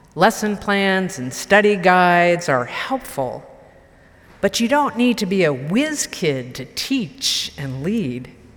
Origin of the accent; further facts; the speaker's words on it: Marlborough, Massachusetts, United States; growing up in the Unitarian Universalist Church in Marlborough, Massachusetts